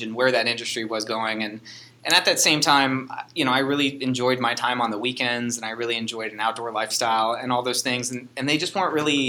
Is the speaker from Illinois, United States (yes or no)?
yes; Chicago, Illinois, United States; also born or lived in Wisconsin / Ohio; now in Hawaii, United States; I was born in Wisconsin, grew up in Chicago, and then eventually moved to Ohio just with my family